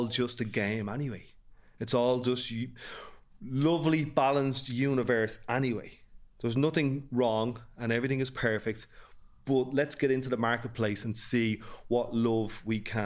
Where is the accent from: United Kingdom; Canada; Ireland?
Ireland; Dublin, Leinster; accent: North Dublin; I had the privilege of growing up in Ballymun in the late 70s